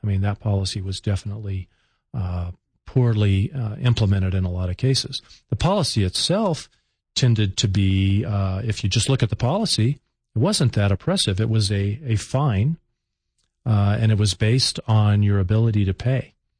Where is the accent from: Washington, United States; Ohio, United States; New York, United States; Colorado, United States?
Colorado, United States; Colorado Springs; my hometown of Colorado Springs